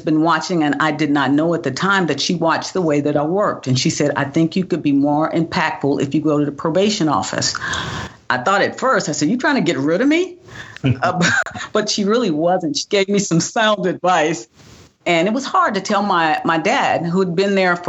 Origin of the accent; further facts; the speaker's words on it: Tulsa, Oklahoma, United States; moved away as an adult; also born or lived in Missouri / Pennsylvania; I grew up in Tulsa, Oklahoma.